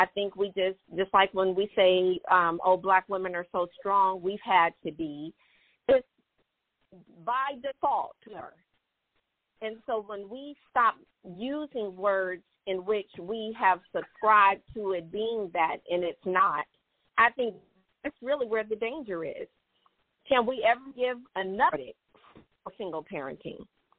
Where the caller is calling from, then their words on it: Conyers, Georgia, United States; I'm calling from Conyers.